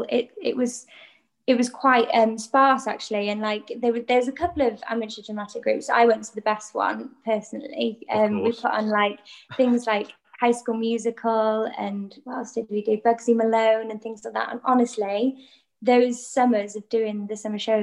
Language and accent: English; North Wales, United Kingdom; first language Welsh; English is a second language; moved away; also born or lived in London; I grew up in North Wales. I went to primary school and high school in North Wales, and I actually did all my schooling in Welsh because that's my first language.